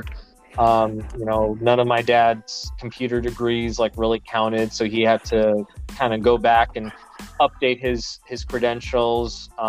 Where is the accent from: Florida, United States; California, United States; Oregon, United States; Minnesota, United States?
California, United States; Los Angeles; born or raised there; also born or lived in Ukraine